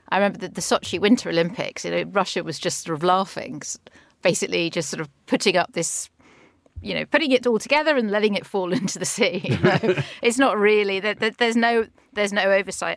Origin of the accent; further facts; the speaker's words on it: London, United Kingdom; as a Londoner